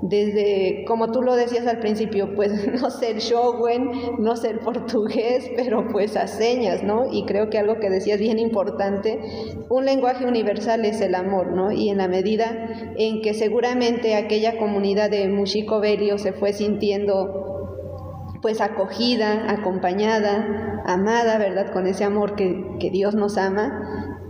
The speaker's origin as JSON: {"language": "Spanish", "country": "Mexico", "said": "como mexicanas"}